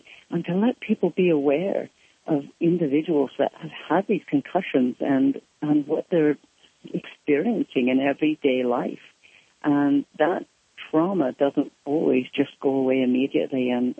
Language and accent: English; Scotland, United Kingdom; accent: Scottish; And then when I spoke again, it came back as the Scottish accent.